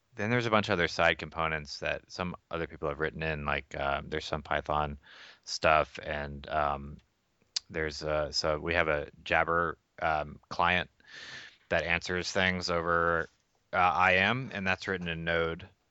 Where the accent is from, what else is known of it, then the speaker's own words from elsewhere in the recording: Atlanta, Georgia, United States; moved away as an adult; also born or lived in Philippines / Boston, Massachusetts; I grew up in Atlanta